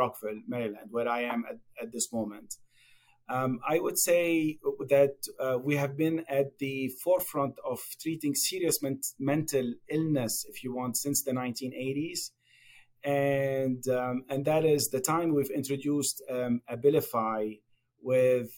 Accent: Lebanon; moved away as an adult; also born or lived in Japan; now in United States; as probably you can guess from my accent, I was born and raised in Lebanon.

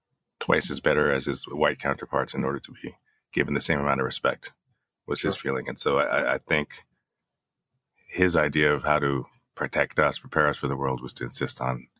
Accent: West Windsor, New Jersey, United States; also born or lived in Brooklyn, New York; So I grew up mostly in West Windsor, New Jersey, right next to Princeton. Princeton Junction is part of West Windsor. So, I mean, I grew up, you know, I was probably the only brown kid around for miles.

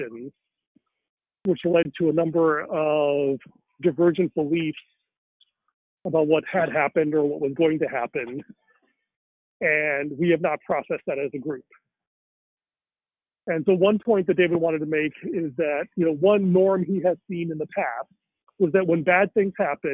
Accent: India; me as a Indian

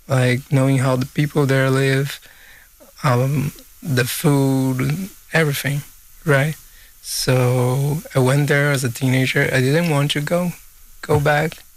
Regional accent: southern Brazil, Brazil; also born or lived in Manaus, Brazil; I was born in Manaus, as I stated, and I left there when I was a baby, and I lived like in the southern part of Brazil for most of my life, and then I came back to live in Manaus as a teenager.

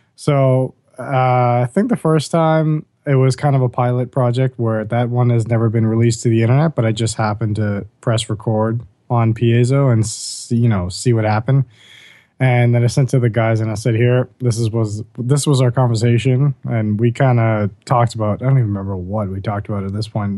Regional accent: Bahamas; growing up in the Bahamas. We went to the same high school together

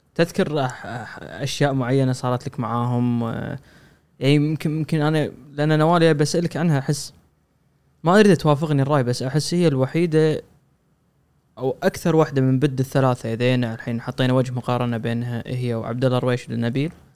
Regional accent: Kuwait; عندنا بالكويت

